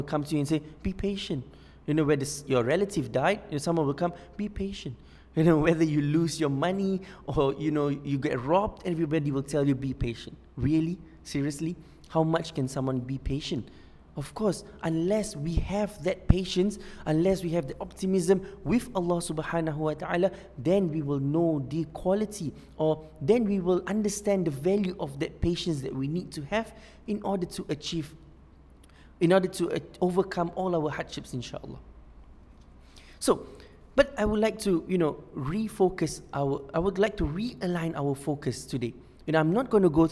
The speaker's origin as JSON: {"language": "English", "country": "Singapore", "said": "I'm from Singapore"}